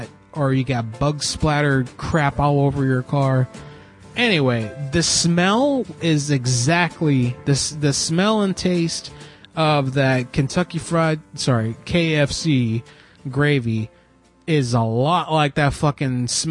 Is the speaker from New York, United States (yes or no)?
no; Florida, United States; moved away; I grew up in Florida